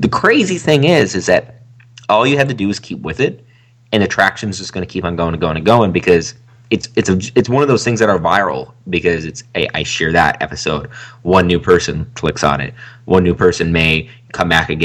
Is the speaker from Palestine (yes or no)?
no; Canada; I'm from Canada